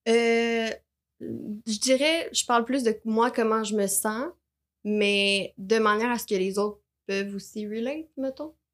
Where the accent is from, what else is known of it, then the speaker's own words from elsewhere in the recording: Terrebonne, Quebec, Canada; je viens de Lachenay